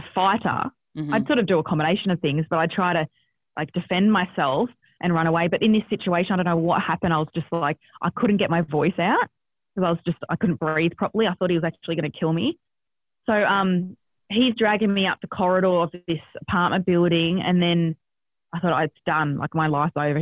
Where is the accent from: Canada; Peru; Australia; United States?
Australia; born or raised there